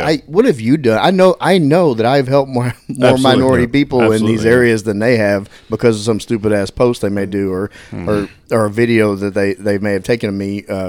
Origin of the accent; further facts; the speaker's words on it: Dallas, Texas, United States; I grew up over there in South Oak Cliff area in Southwest Side.